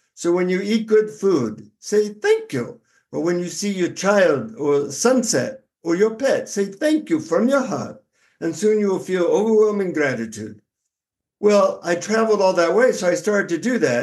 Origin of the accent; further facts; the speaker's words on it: United States; from the United States